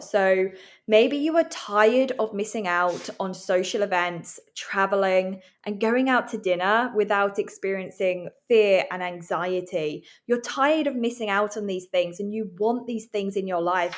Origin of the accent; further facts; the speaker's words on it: England, United Kingdom; now in Vancouver, Canada; I'm living in Vancouver. I'm from England